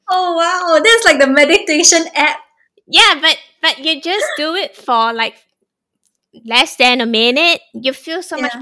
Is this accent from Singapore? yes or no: yes; Singapore; now in Thailand; My Singaporean roots definitely exposed me to many culture growing up and that was the advantage I think for us Singaporeans to have because we have embrace so many cult